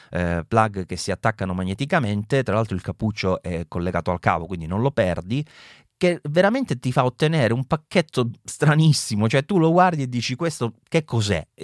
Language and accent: Italian; Southern Italy, Italy; della mia terra del sud